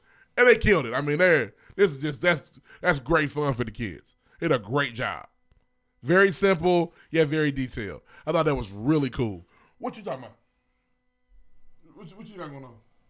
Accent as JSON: {"language": "English", "town": "Brooklyn", "region": "New York", "country": "United States", "said": "I'm from Brooklyn too, nigga."}